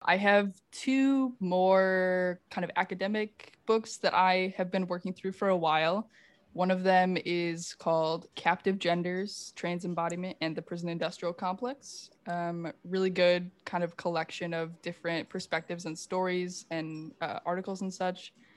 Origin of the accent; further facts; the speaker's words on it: Finger Lakes, Western New York, United States; now in Chicago, United States; I grew up in the Finger Lakes in Western New York, which is like wine country